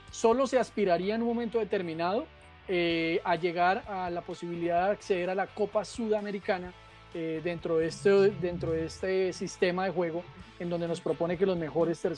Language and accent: Spanish; Bogotá, Colombia; yo soy de Bogotá, la capital de, ah. nuestro país. Eh, orgullosamente bogotano y obviamente orgullosamente colombiano.